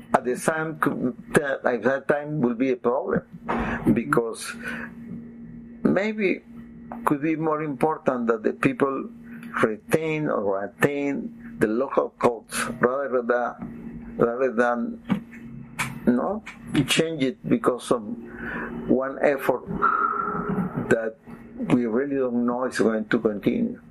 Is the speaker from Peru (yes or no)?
yes; Lima, Peru; English is a second language; I was born in Lima